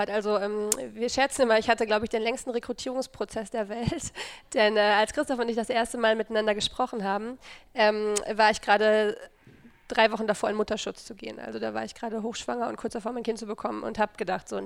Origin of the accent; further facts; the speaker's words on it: Dortmund, North Rhine-Westphalia, Germany; ich komme ähm, aus Dortmund